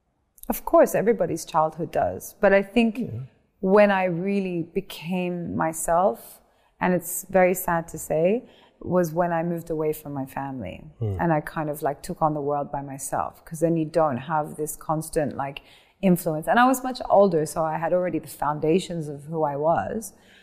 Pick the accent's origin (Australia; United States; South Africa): Australia; Mother and my sisters are in Australia. {S0} Ooh. {S1} Yeah, yeah. Because so we're all Australian.